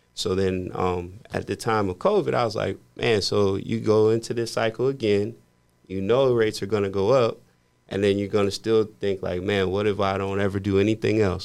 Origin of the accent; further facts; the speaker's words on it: Midwest, United States; I grew up in the Midwest